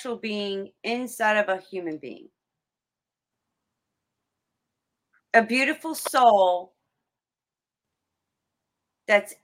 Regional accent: South Florida, United States; I grew up in South Florida

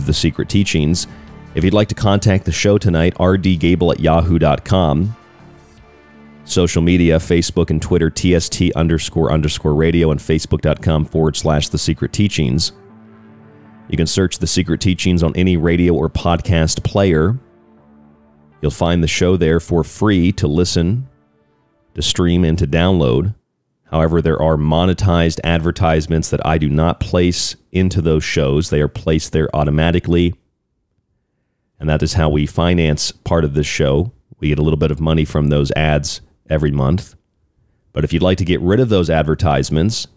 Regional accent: United States; moved away; also born or lived in Florida; I'm from Florida, but I grew up in West Virginia, Pennsylvania area.

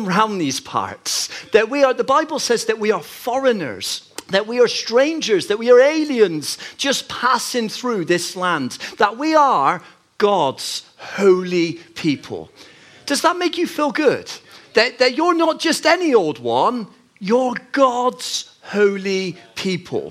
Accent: Bristol, South West England, United Kingdom; moved away as an adult; now in Manchester, United Kingdom; 14 years ago, I moved up to Manchester. And you see, I grew up in Bristol

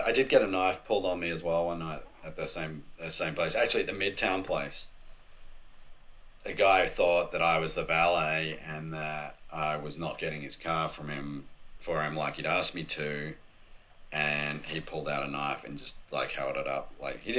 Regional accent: Australia; Other than I think being an Aussie, that probably helped.

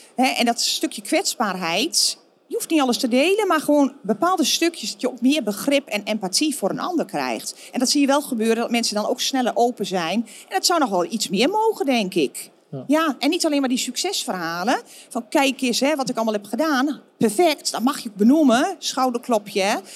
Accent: Netherlands; moved away as an adult; also born or lived in Florida, United States; Ze vonden ons toch eigenlijk die nuchtere Hollanders. En ik denk dat we dat ook wel zijn

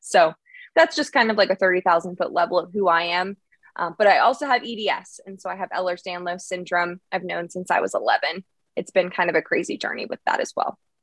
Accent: outside of Philadelphia, Pennsylvania, United States; I grew up outside of Philadelphia, Pennsylvania

